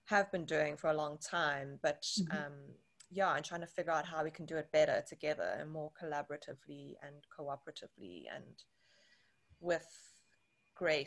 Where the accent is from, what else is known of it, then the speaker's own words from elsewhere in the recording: Johannesburg, Gauteng, South Africa; now in Cape Town, South Africa; I live in Cape Town in South Africa. Was born and raised in Johannesburg, also in South Africa